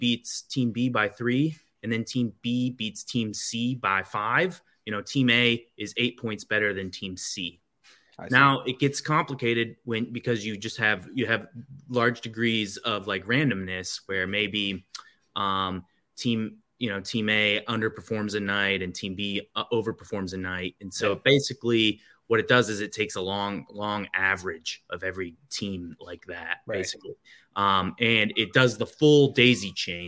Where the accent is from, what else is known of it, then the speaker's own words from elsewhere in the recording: Lowell, Michigan, United States; also born or lived in Grand Rapids, Michigan; I grew up just outside of Grand Rapids in Lowell